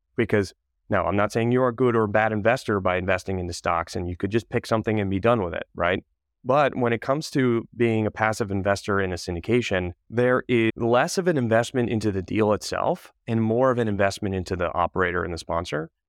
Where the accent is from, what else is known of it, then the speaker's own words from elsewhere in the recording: Connecticut, United States; moved away as an adult; also born or lived in Wilmington, North Carolina / Manhattan / Charlotte; I'm originally from Connecticut